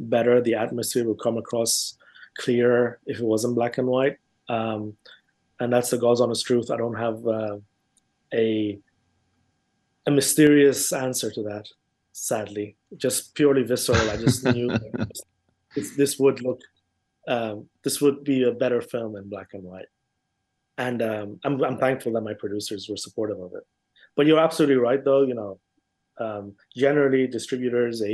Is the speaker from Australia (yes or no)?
no; London, United Kingdom; also born or lived in Iran; I grew up in London